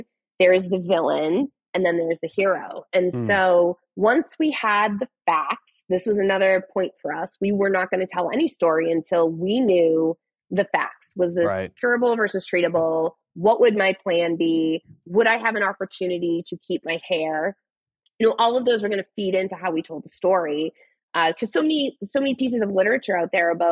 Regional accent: Boston, Massachusetts, United States; we're all from the Boston area.

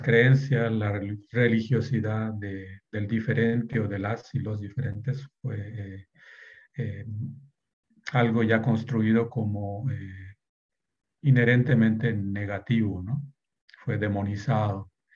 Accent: Yucatán Peninsula, Mexico; moved away; also born or lived in Netherlands / Germany; Yo soy originario de las comunidades mayas de la península de Yucatán

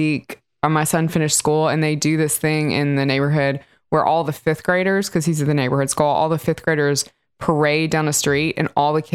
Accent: Mississippi, United States; moved away; I grew up in Mississippi.

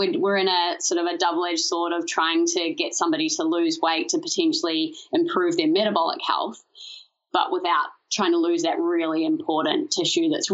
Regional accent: New Zealand; moved away as an adult; now in Melbourne, Australia; I'm originally from New Zealand

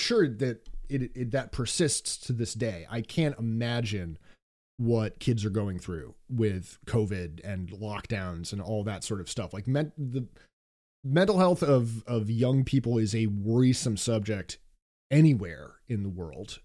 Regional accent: New York City, New York, United States; being a New Yorker

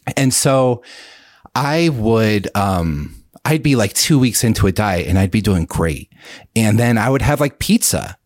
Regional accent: central Pennsylvania, United States; I am from Pennsylvania, and I still live here. Uh, central Pennsylvania, the kind of more rural areas.

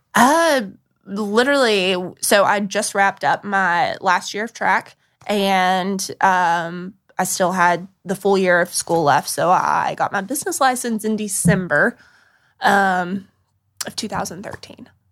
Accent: Burnsville, North Carolina, United States; I grew up in Western North Carolina

